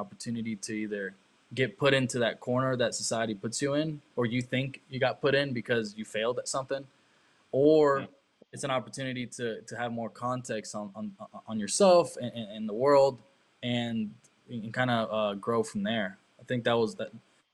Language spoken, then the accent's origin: English; Germany; moved away; also born or lived in Costa Rica / China; I grew up in Germany